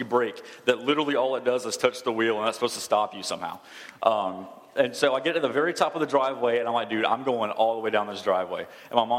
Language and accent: English; Douglasville, Paulding County, Georgia, United States; When I was 10, we moved from Douglasville out to Pawling County with a little bit, like a month left of fifth grade.